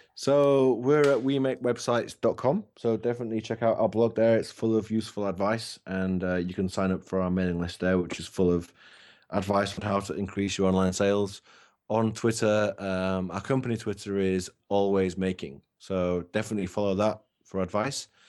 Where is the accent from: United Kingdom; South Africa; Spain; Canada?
United Kingdom; England; I'm English